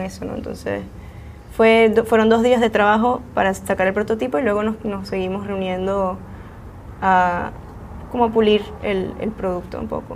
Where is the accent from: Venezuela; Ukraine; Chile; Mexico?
Venezuela; now in San Francisco Bay Area, United States; yo soy venezolana